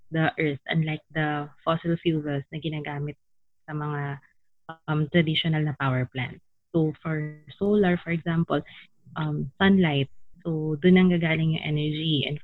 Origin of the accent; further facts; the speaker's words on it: Laguna, Calabarzon, Philippines; also born or lived in Mandaluyong; but I'm from Laguna talaga. So currently we are working from home. I'm from Laguna and I've been on lockdown with my parents.